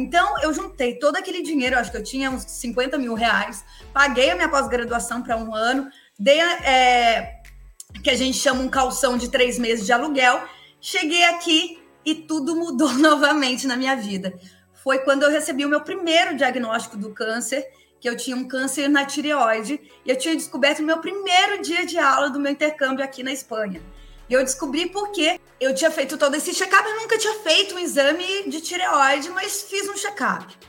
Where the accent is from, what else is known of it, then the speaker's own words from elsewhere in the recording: interior of São Paulo, Brazil; sou do interior de São Paulo